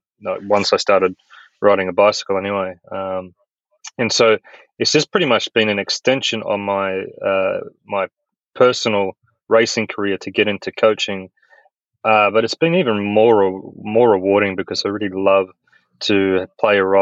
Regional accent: Australia; moved away as an adult; also born or lived in Europe / United States; I'm an Australian

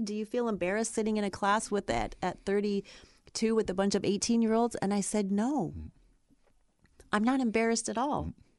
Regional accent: Ohio, United States; moved away as an adult; now in California, United States; I grew up in Ohio

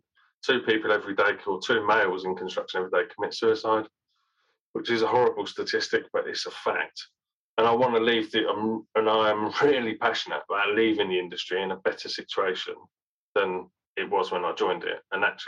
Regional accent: Birmingham, West Midlands, United Kingdom; because I was born in Birmingham. I'm a Brummie born and bred. And yet I don't sound like that.

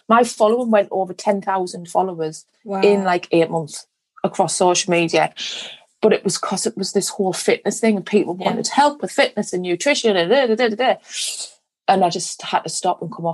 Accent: Sunderland, North East England, United Kingdom; accent: Mackem

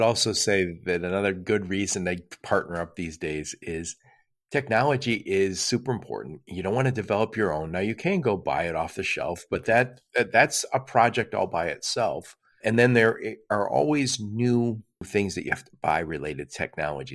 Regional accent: Dearborn, Michigan, United States; I'm in the Detroit metro area, and I grew up, I grew up in Dearborn, Michigan

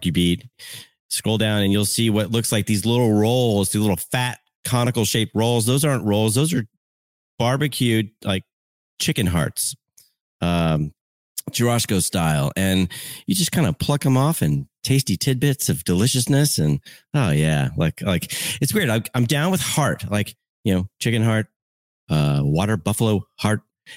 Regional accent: Central Florida, United States; moved away; also born or lived in Chicago; a kid growing up in Central Florida with all the amenities

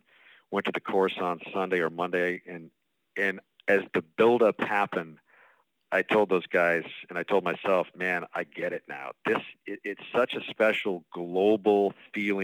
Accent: United States; I'm an American

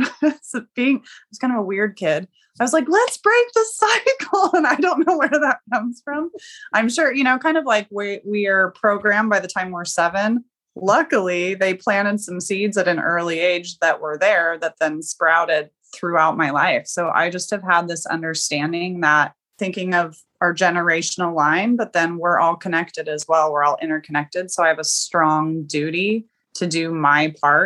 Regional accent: Oregon, United States; I'm from Oregon.

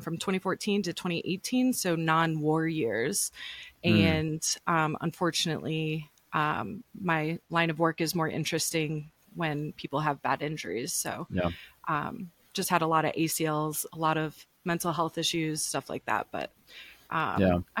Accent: Michigan, United States; moved away as an adult; now in Denver, United States; we grew up in Michigan

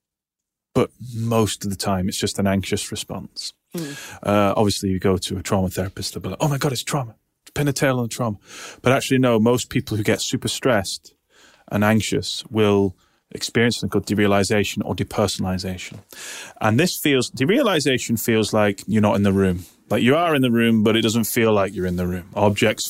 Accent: United Kingdom; now in Manchester, United Kingdom; I'm British.

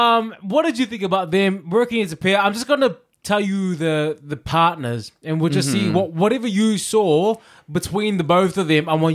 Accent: Chicago, Illinois, United States; I don't need to fix my mug. I'm from Chicago. I will whip your ass.

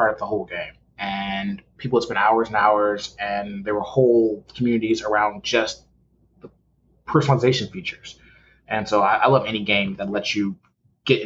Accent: Detroit, Michigan, United States; From Detroit originally, grew up there

